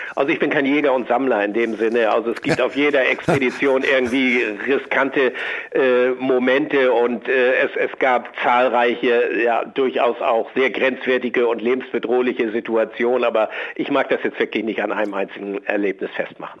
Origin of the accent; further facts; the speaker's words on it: Schleswig-Holstein, Germany; Ich komme aus Schleswig-Holstein, das Meer liegt mir nahe